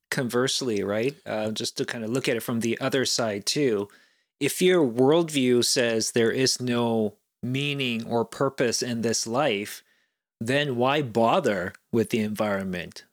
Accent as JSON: {"language": "English", "country": "South Korea", "tie": "born or raised there", "moved": "yes", "said": "growing up in South Korea, it was right around the time when, you know, there was the Summer Olympics in Seoul in nineteen eighty-eight"}